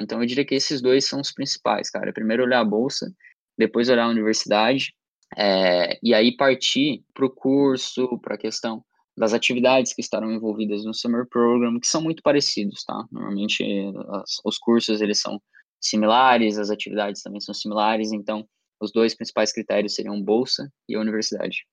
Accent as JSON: {"language": "Portuguese", "town": "Criciúma", "region": "Santa Catarina", "country": "Brazil", "said": "eu tenho 18 anos, sou de Criciúma, Santa Catarina"}